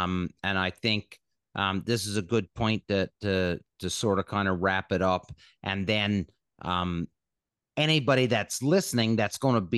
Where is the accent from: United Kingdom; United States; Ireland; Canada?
Canada; we're Canadian